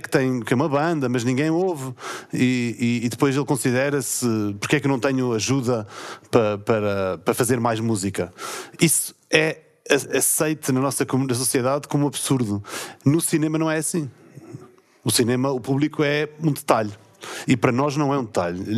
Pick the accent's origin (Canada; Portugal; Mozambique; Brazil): Portugal; São Miguel, Azores; accent: Micaelense; moved away as an adult; also born or lived in mainland Portugal; Eu sou de São Miguel, falei a minha vida toda antes de viver para o continente com pronúncia